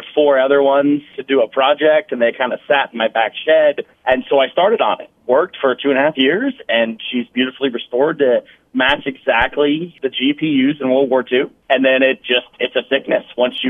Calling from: Menlo, Iowa, United States

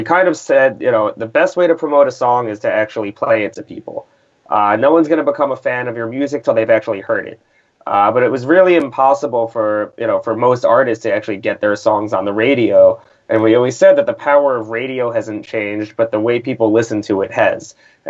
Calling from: New York, United States; I am here from New York, New York.

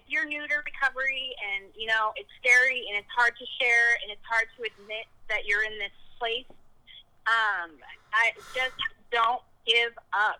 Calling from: Texas, United States; I'm here in Texas, and I know y'all are having CR tonight, and I am from Texas joining through Zoom

